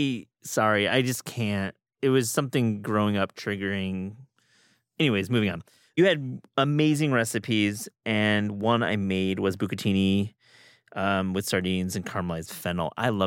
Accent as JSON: {"language": "English", "region": "New York", "country": "United States", "tie": "born or raised there", "said": "I grew up in New York, at least my young days. There was a deli near my apartment on Avenue"}